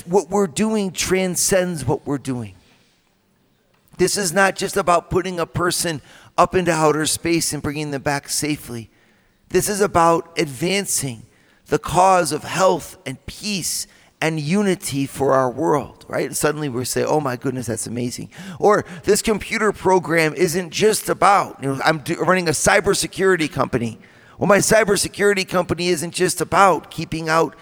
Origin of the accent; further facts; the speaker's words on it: Toledo, Ohio, United States; Went to a Catholic school, a Central Catholic High School in Toledo. And that's my hometown too